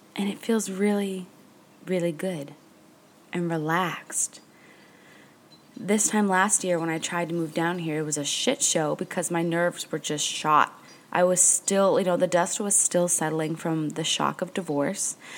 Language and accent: English; New Hampshire, United States; now in Marathon, Florida, United States; I grew up in New Hampshire